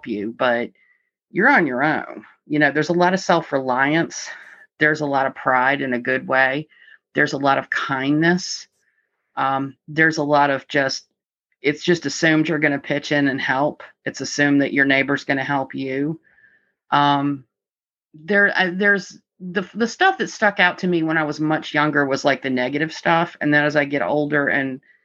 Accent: Suffolk, Virginia, United States; moved away as an adult; also born or lived in Radford, Virginia / Galax, Virginia; I personally was born and raised in Eastern Virginia over in Suffolk

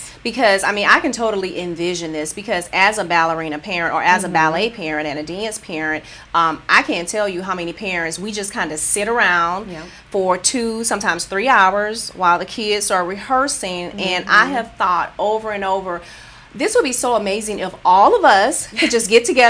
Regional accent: Rochester, United States; now in San Jose, United States; Oh, it's my hometown. I understand.

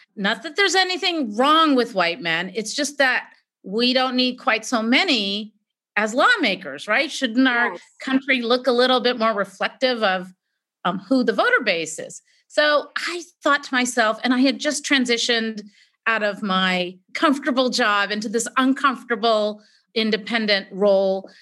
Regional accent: California, United States; I was born here, you know, when you're the daughter of immigrant parents

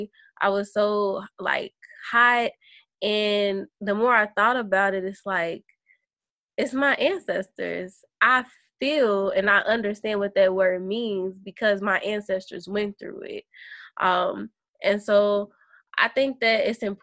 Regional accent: Kentucky, United States; moved away as an adult; now in San Diego, United States; I'm from Kentucky

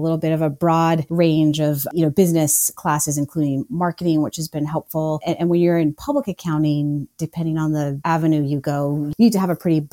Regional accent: Maine, United States; moved away as an adult; also born or lived in Colorado; I moved back to my home state of Maine

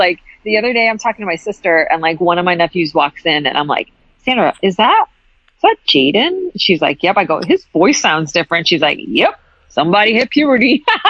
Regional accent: Hartford, Connecticut, United States; I grew up in Hartford, Connecticut.

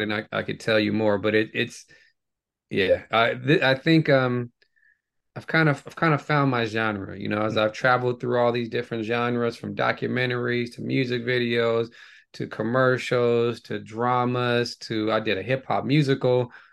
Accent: Bay Area, California, United States; growing up in the Bay Area

